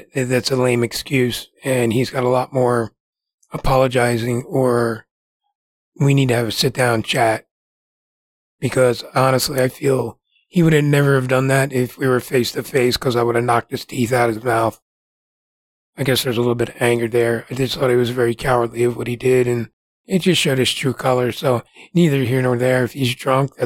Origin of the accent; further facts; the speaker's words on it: New Jersey, United States; moved away as an adult; I relocated here from New Jersey